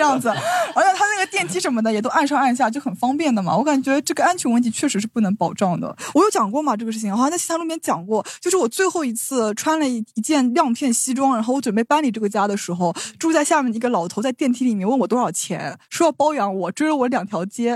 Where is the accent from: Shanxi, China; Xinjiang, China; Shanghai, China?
Shanghai, China; 我说我是上海人